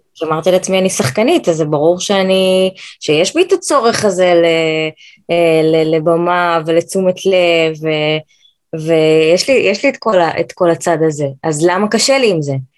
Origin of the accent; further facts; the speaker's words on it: United States; now in Israel; גדלתי בארצות הברית, אה, למדתי בקיבוץ, בתור ילדת חוץ